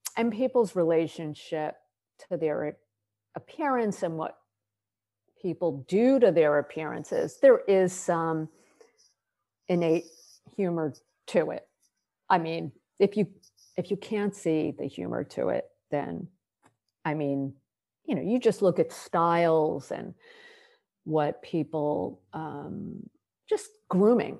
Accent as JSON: {"language": "English", "region": "New Jersey", "country": "United States", "said": "I'm from New Jersey, we're both Jewish"}